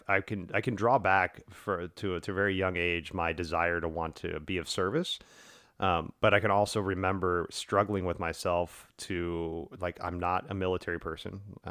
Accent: the South, United States; And I grew up in the South in a very racially charged area, in a very sexually charged area

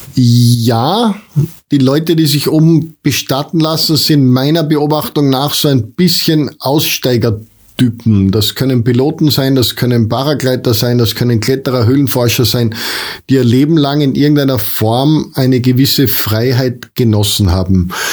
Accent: foot of the Untersberg, Salzburg, Austria; ich habe das ganz große Glück, hier am Fuß vom Untersberg leben zu dürfen

